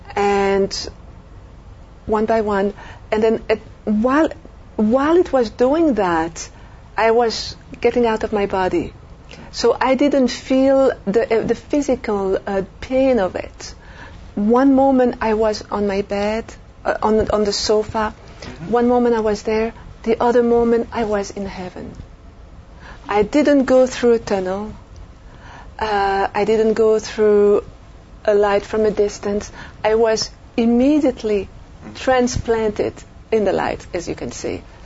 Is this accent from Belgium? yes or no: yes; Belgium; moved away as an adult; also born or lived in France; now in United States; I'm French from Europe, and I grew up in uh, Belgium, lived a few years in France